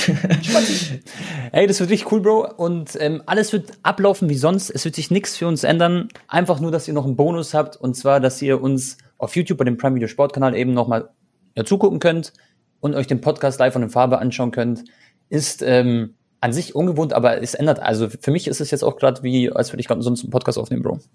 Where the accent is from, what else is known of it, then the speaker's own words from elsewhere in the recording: Croatia; ich bin äh, Kroate